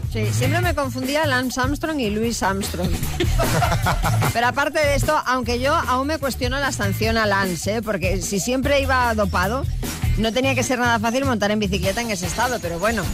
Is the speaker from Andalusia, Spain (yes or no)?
no; Galicia, Spain; mi tierra, en Galicia, concretamente en A Coruña